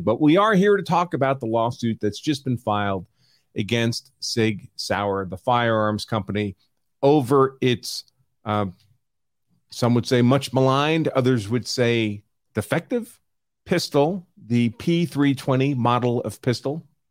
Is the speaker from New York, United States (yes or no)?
yes; New York, United States; I'm from New York